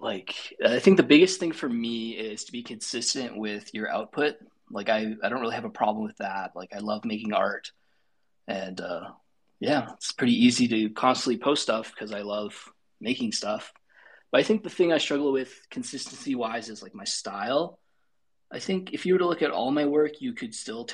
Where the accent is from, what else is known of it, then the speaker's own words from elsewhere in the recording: Calgary, Alberta, Canada; I'm from Calgary, Alberta, Canada, and we're known for cows